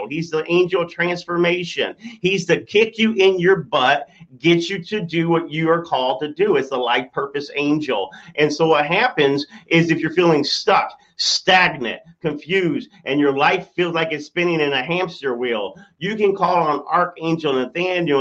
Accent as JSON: {"language": "English", "region": "Michigan", "country": "United States", "said": "I'm from Michigan"}